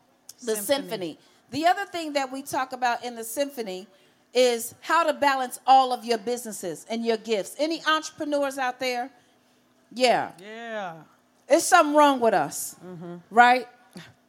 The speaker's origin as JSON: {"language": "English", "town": "Chicago", "region": "Illinois", "country": "United States", "tie": "born or raised there", "said": "growing up in Chicago."}